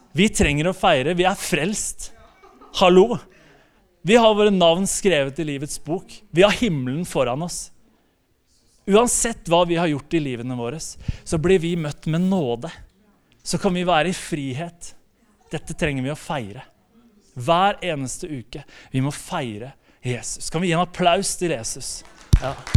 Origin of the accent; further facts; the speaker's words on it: Slemmestad, Akershus, Norway; also born or lived in Spikkestad / Bergen; jeg kommer fra Spikkestad. Eh, det er, eller egentlig Slemmestad kommer jeg fra. Eh, det er på Østlandet